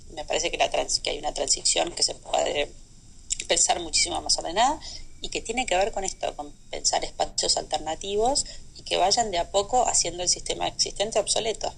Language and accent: Spanish; Argentina; moved away as an adult; había nacido en Argentina y vivía en Argentina